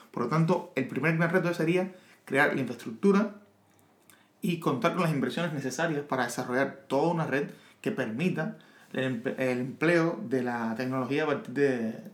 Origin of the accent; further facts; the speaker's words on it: Cuba; soy de Cuba